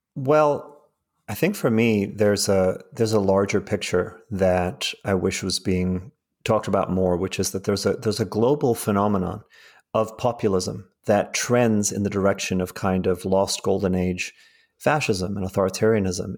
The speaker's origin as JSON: {"language": "English", "country": "South Africa", "tie": "born or raised there", "also_born_or_lived": "England", "moved": "yes", "lives_now": "United States", "said": "I grew up in South Africa"}